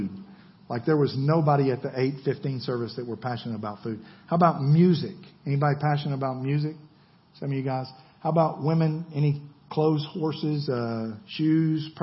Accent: Georgia, United States; I'm from Georgia.

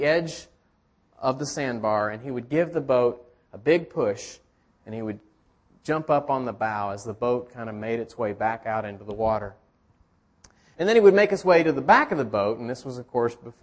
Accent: Chattanooga, Tennessee, United States; I grew up on the Tennessee River in Chattanooga

